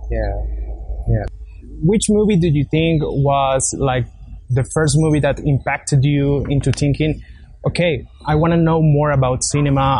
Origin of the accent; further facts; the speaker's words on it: Colombia; our country Colombia